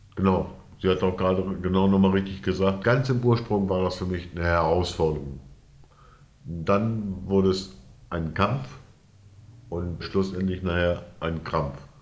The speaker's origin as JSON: {"language": "German", "town": "Bad Sachsa", "region": "Lower Saxony", "country": "Germany", "tie": "born or raised there", "also_born_or_lived": "Wesermarsch", "moved": "as an adult", "said": "Ich bin aufgewachsen im Südharz, also im westlichen Südharz. Bad Sachsa"}